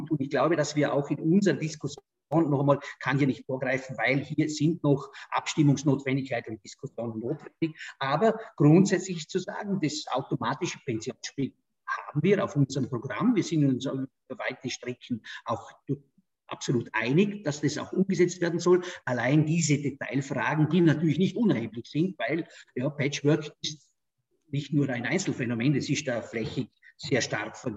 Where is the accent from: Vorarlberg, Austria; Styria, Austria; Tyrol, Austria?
Vorarlberg, Austria; Du weißt, ich komme aus Vorarlberg, die Schweiz ist bei uns sehr nahe.